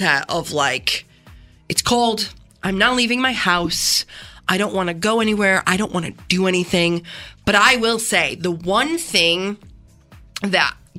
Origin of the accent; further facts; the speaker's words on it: Canandaigua, New York, United States; I grew up in Canandaigua